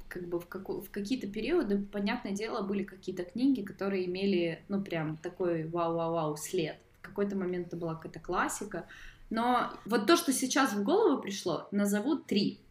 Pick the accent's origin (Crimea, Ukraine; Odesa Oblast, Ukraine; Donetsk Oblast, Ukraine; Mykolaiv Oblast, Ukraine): Mykolaiv Oblast, Ukraine; Mykolaiv; я из Николаева